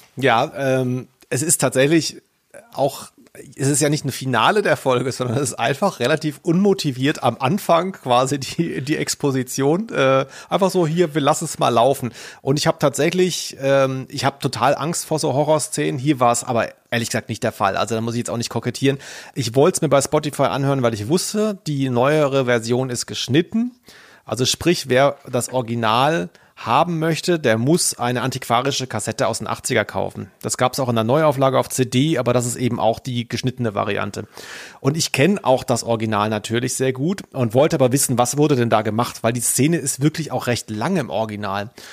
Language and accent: German; Southern Germany, Germany; ich komme ja aus Süddeutschland